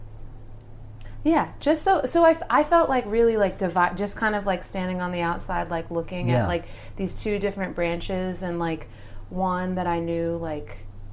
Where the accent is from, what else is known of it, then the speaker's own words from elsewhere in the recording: Raleigh, North Carolina, United States; moved away as an adult; now in Pittsburgh, United States; But moved to Raleigh, North Carolina when I was a baby and grew up there and spent my childhood and teenage years there and moved back to Pittsburgh after high school